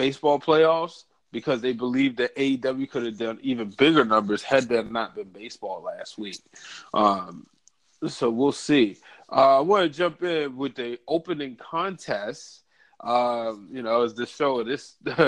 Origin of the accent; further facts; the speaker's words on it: Baltimore, Maryland, United States; I'm from Baltimore